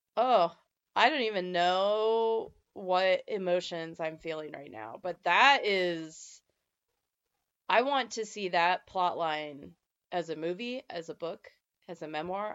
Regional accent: eastern Nevada, United States; moved away; I grew up on the eastern side of Nevada

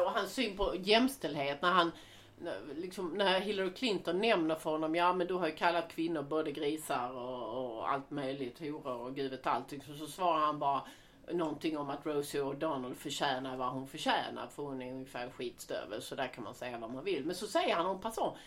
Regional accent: Sweden; som svensk

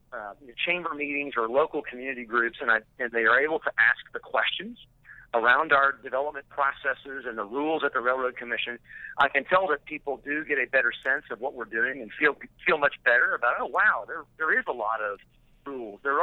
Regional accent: Irving, Texas, United States; I grew up in Irving, and there are several active faults running through Irving

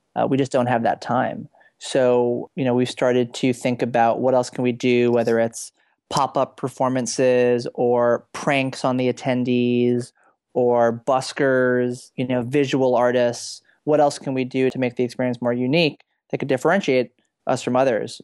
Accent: New York City, New York, United States; my hometown of New York City

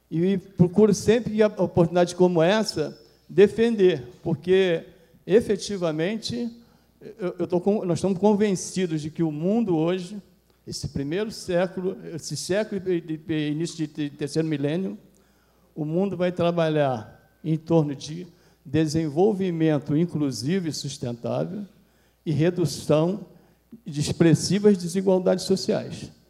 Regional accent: Brazil

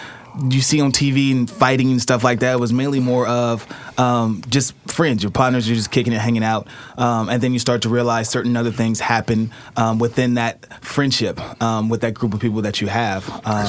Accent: Portland, Oregon, United States; born and raised in Portland, Oregon, Emmanuel Hospital, and grew up in Northeast Portland.

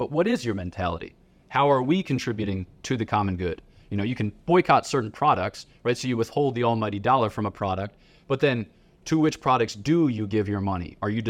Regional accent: Philadelphia, Pennsylvania, United States; So I'm from Philadelphia, City of Champions

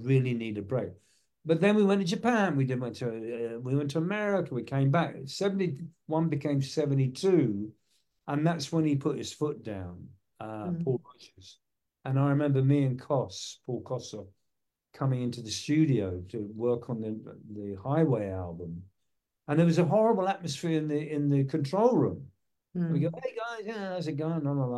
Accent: England, United Kingdom; moved away; I'm from England

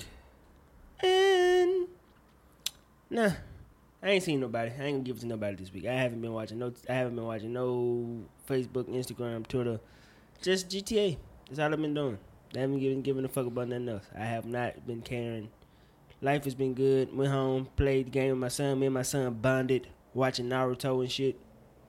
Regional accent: United States; I'm American

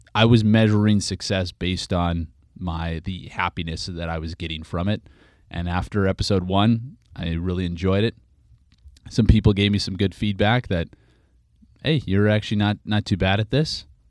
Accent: Regina, Saskatchewan, Canada; moved away as an adult; now in San Francisco, United States; my hometown, of Regina

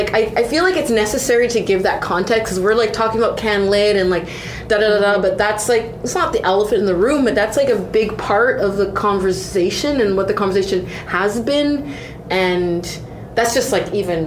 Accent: Canada; accent: Canadian; also born or lived in Toronto / Montreal / Vancouver; I was Canadian. I was like, oh, you have a Canadian accent. In Canada, I'm black.

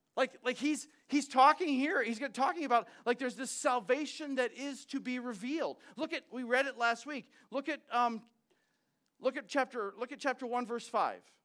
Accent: United States

